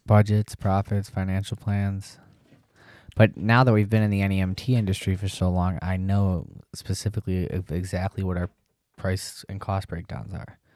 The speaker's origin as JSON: {"language": "English", "town": "Yorkville", "region": "Illinois", "country": "United States", "tie": "born or raised there", "said": "I grew up in Yorkville, Illinois"}